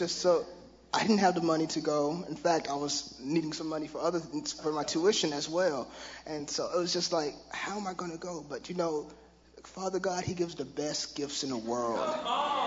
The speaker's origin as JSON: {"language": "English", "town": "Tulsa", "region": "Oklahoma", "country": "United States", "tie": "born or raised there", "said": "growing up in Tulsa, Oklahoma, I had plenty of religion"}